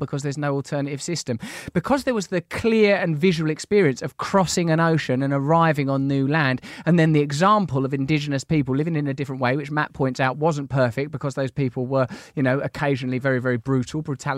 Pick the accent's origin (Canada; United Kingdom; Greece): United Kingdom; England; Yeah, come on. We're English.